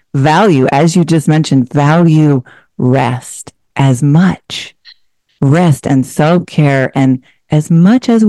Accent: Portland, Oregon, United States; moved away as an adult; also born or lived in Seattle, Washington; I'm originally from a suburb of Portland, Oregon. I spent most of my adult life in the Seattle area after I went to school up there

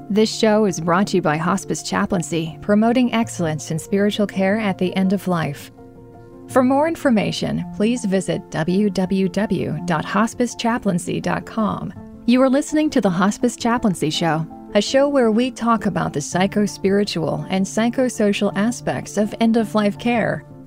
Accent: Baltimore, Maryland, United States; also born or lived in Chicago, Illinois / Forest Hill, Harford County, Maryland; I'm born and raised in Baltimore, Maryland, grew up in Baltimore City and also in Chicago.

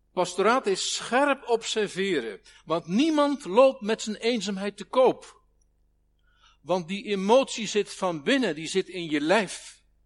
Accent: Netherlands; Ons land is een van de meest dichtstbevolkte gebieden van de wereld

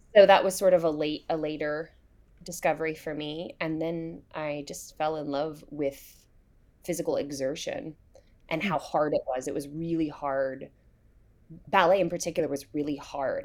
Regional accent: Hillsborough, North Carolina, United States; I grew up in Hillsborough, North Carolina

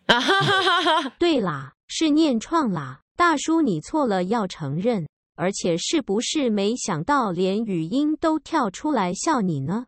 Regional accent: Taipei, Taiwan; 小时候哦，就在家呀，不 不然就是去台北市立图书馆啊

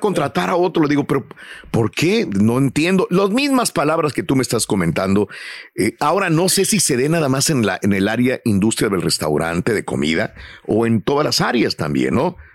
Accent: Mexico; now in United States; somos mexicanos

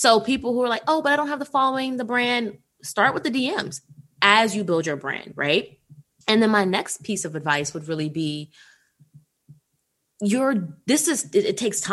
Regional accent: Washington, District of Columbia, United States; I'm from Washington, D.C.

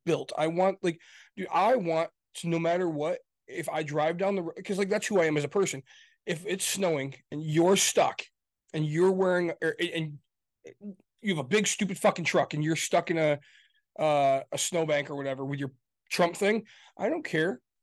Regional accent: Grand Rapids, Michigan, United States; I come from Grand Rapids, Michigan. That's where I come from

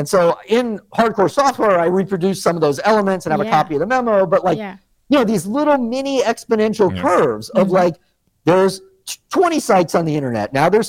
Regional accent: Northeast, United States; moved away; We're from the Northeast.

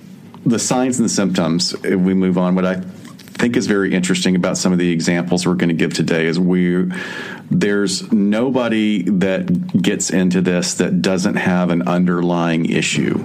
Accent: Alabama, United States; accent: Southern; I'm from Alabama

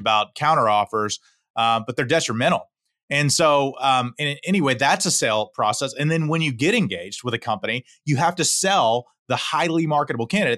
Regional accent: Houston, Texas, United States; I'm born and raised in Houston, Texas, uh, fifth generation Houstonian

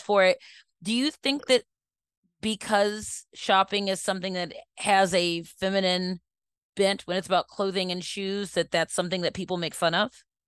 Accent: Baltimore, Maryland, United States; we were raised in Northwoods, so we went to Towson before it was, like, really, really big

